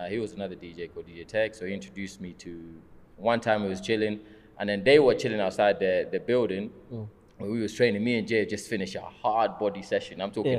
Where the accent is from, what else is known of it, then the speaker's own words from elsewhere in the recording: Kenya; So I remember me saying, obviously, I'm Kenyan. Also British.